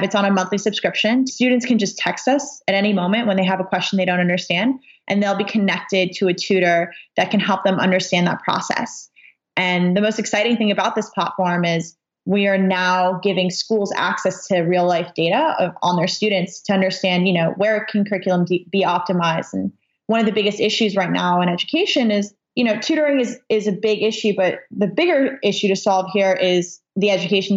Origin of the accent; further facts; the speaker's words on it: Los Angeles, California, United States; born and raised in Los Angeles